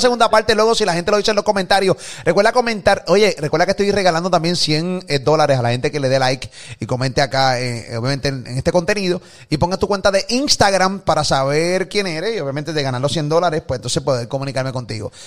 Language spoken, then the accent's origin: Spanish; Puerto Rico; a nosotros nos criaron aquí en PR con temor a decir negro